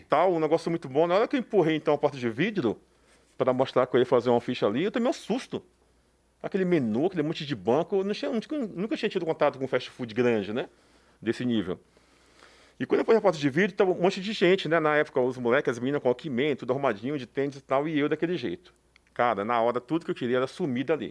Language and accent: Portuguese; Salvador, Bahia, Brazil; moved away; Sou baiano, nordestino